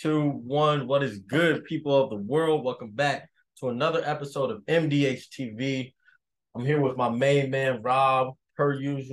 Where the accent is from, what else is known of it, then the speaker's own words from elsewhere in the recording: Las Vegas, Nevada, United States; moved away; I'm from Vegas, so, like, yeah, we kind of get this weather around April.